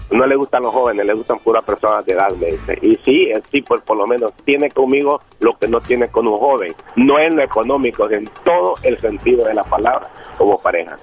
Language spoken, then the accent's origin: Spanish; El Salvador; moved away; soy salvadoreño